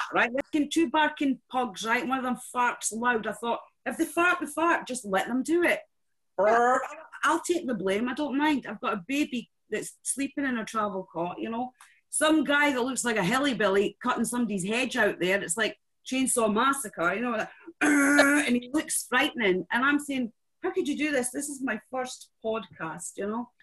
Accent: Scotland, United Kingdom; I love being Scottish

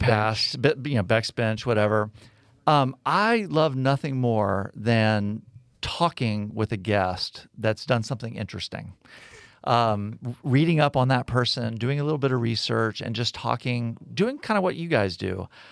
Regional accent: United States; also born or lived in Texas / South Florida; now in Birmingham, United States; I grew up in Texas, grew up in South Florida

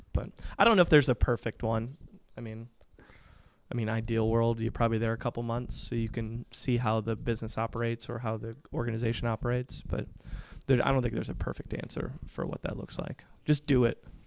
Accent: Michigan, United States; moved away as an adult; also born or lived in Williamsport, Pennsylvania; now in Indianapolis, United States; I'm originally from Michigan, um, born and raised

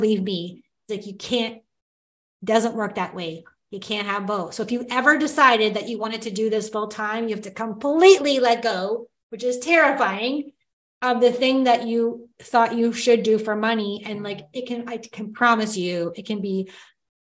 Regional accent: Timmins, Ontario, Canada; I was born in Timmins, Ontario

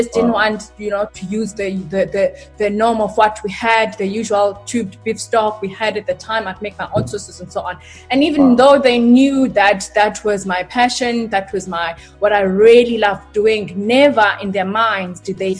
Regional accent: East London, Eastern Cape, South Africa; born and raised in East London, Mtanzane

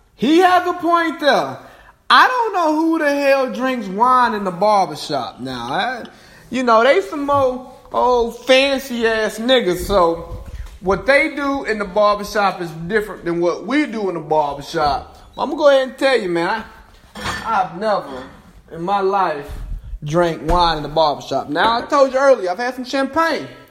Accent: Cartersville, Georgia, United States; my hometown of Cartersville, Georgia

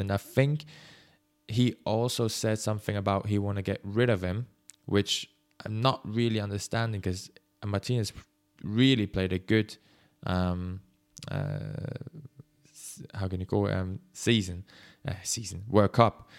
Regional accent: Switzerland; English is a second language; I am from Switzerland, so that's why my English is probably not the best

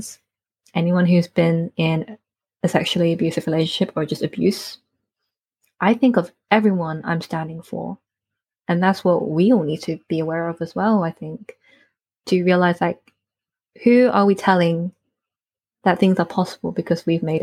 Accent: North Devon, South West England, United Kingdom; I grew up in North Devon, which is it's part in the countryside in England, here in the UK

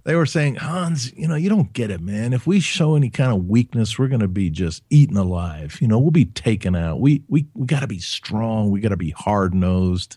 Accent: Huntsville, Alabama, United States; I grew up in Alabama, in Huntsville

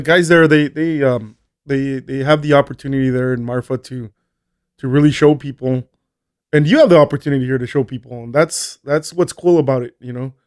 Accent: Colonia Juárez, Chihuahua, Mexico; moved away as an adult; also born or lived in El Paso, Texas, United States / Las Cruces, New Mexico, United States / Albuquerque, New Mexico, United States; born in El Paso, Texas. Um, studied, uh, did high school in, in, in, in Colonia Juarez.

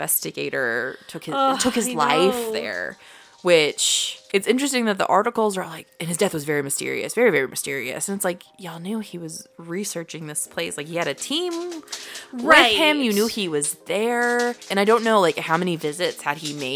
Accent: United States; growing up in the United States

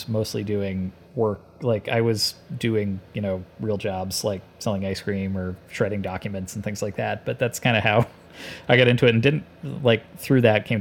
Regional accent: Canada; I grew up in Canada and I went to college in Canada

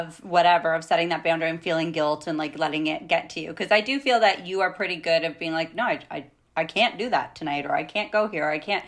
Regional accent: Canada; we're Canadian, we live in Canada.

